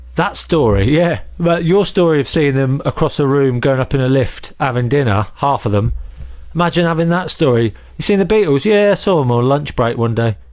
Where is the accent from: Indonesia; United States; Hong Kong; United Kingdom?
United Kingdom; Northampton, East Midlands; I grew up in Northampton, so I supported Northampton